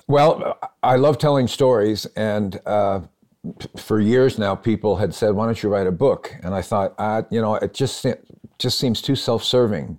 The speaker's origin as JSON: {"language": "English", "town": "Phoenix", "region": "Arizona", "country": "United States", "tie": "born or raised there", "also_born_or_lived": "Los Angeles", "moved": "yes", "lives_now": "Nashville, United States", "said": "I'm from Phoenix and I love it there"}